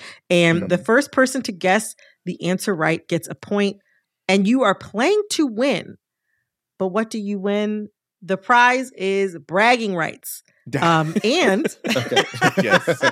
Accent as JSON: {"language": "English", "town": "Detroit", "region": "Michigan", "country": "United States", "said": "I'm from the Detroit area"}